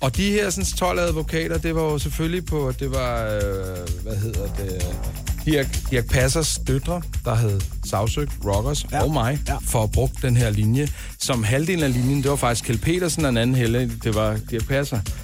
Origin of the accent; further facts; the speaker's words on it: Denmark; vi danskere